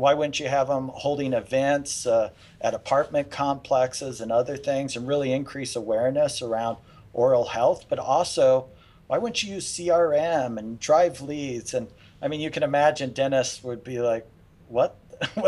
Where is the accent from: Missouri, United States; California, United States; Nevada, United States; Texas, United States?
Nevada, United States; Las Vegas; moved away as an adult; also born or lived in Houston; We grew up in Las Vegas.